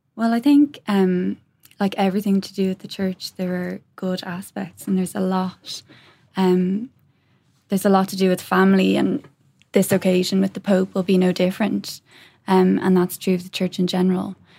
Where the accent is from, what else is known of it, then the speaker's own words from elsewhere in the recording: Ireland; we as the Irish people